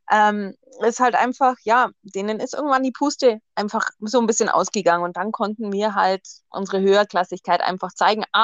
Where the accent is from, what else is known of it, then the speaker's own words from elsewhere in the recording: Augsburg, Bavaria, Germany; Also, ich bin in Augsburg geboren, wohne auch noch tatsächlich in meinem Heimatort, der so 30 Kilometer südlich liegt.